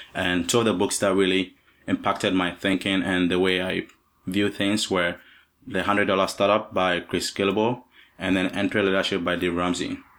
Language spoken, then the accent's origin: English; Ghana; also born or lived in Virginia; now in Vermont, United States; I'm not from the U S, I'm from Ghana in Africa